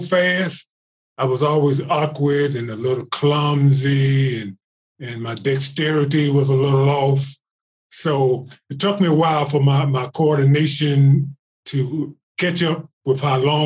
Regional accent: Shreveport, Louisiana, United States; I'm in Louisiana now, back in my home state

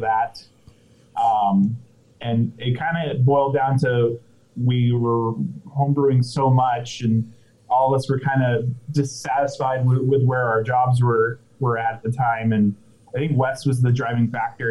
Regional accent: Orange County, California, United States; I'm from Orange County, um, born bred.

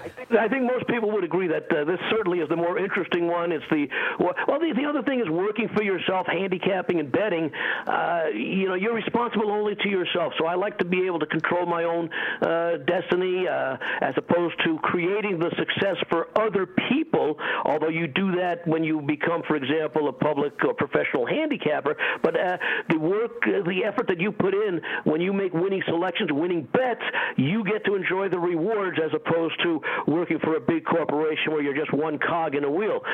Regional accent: New York, United States; moved away as an adult; also born or lived in Little Rock, Arkansas; now in Las Vegas, United States; But I'm originally from New York.

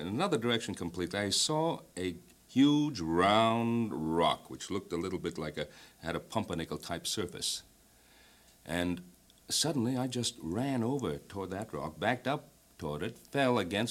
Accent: Ottawa, Ontario, Canada; moved away; I was born in the city which is known as the capital of Canada, Ottawa

